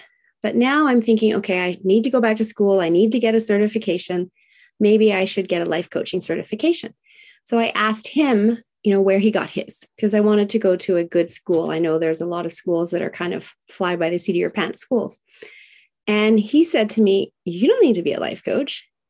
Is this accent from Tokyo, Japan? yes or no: yes; Tokyo, Japan; And I was raised in Tokyo, Japan in the 1970s, during the height of manufacturing plants spewing out toxins.